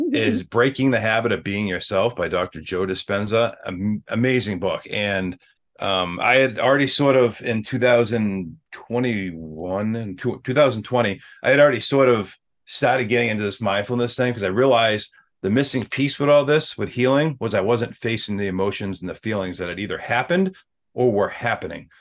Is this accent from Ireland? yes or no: yes; Ireland; we're both Irish